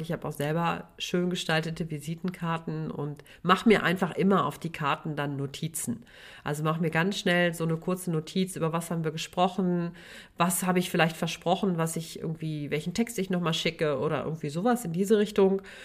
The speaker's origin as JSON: {"language": "German", "area": "Sauerland", "region": "North Rhine-Westphalia", "country": "Germany", "said": "Ich komme ja aus dem Sauerland, bin Sauerländerin"}